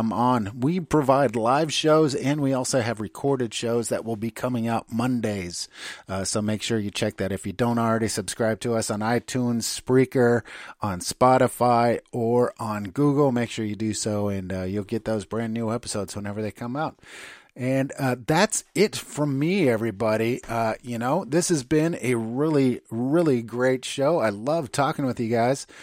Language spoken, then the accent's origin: English; United States; moved away as an adult; now in Germany; I'm an American